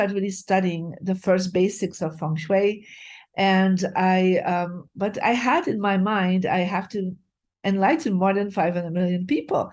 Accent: Bruges, Flanders, Belgium; moved away; I'm originally from Belgium, from a beautiful city called Bruges. And so my journey started living in a lower class family

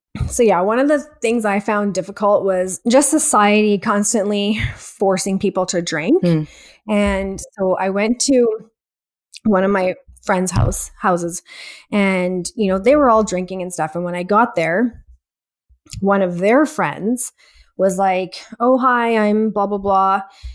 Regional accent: India; I'm Indian first and foremost, which there's so much closet alcoholism in our culture

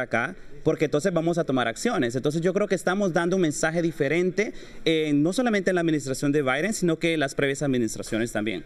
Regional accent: El Salvador; now in United States; Yo nací en El Salvador.

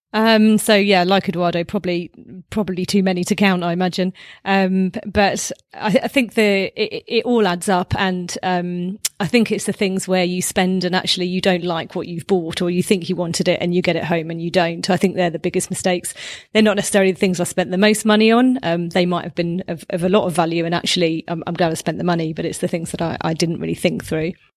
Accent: London, United Kingdom; I'm from, uh, London, U K

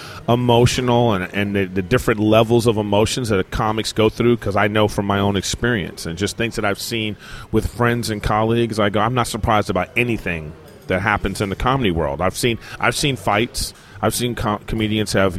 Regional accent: Los Angeles, California, United States; I'm from

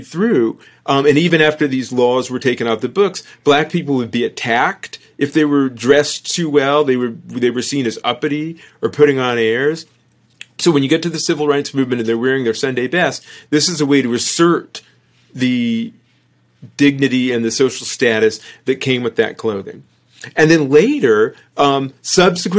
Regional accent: Fresno, California, United States; We grew up in Fresno, California

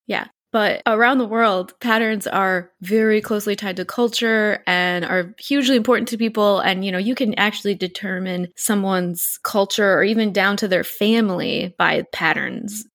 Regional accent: Wisconsin, United States; now in Poland; we're from Wisconsin and Poca is still alive and well in Wisconsin

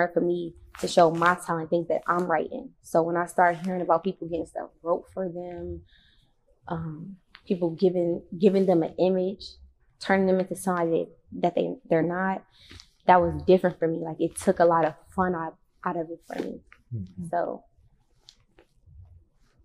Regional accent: Detroit, Michigan, United States; I'm from Joy Road 89, straight up off the freeway

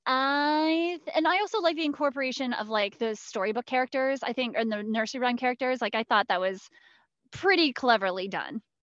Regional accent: Cincinnati, Ohio, United States; I come from Cincinnati

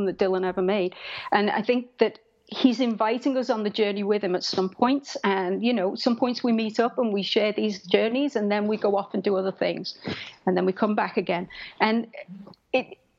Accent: England, United Kingdom; me being English

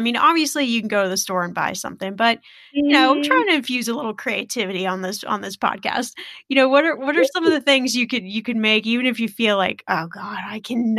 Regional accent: Midwest, United States; I'm from the Midwest

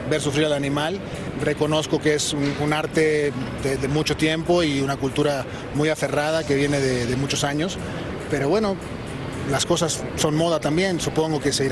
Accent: Cuba; Yo no estoy diciendo ni sí ni no, pero soy una persona que crecí eh, de pequeño, eh, aunque soy cubano, viendo

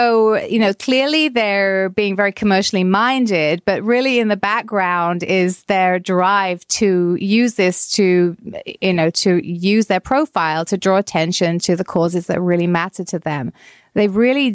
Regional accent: Canada

